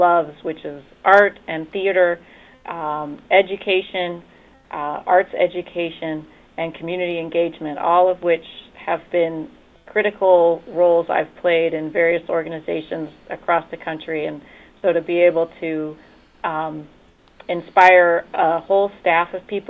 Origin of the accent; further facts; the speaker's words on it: outside of Cleveland, Ohio, United States; moved away as an adult; now in Michigan, United States; I'm from outside of Cleveland, Ohio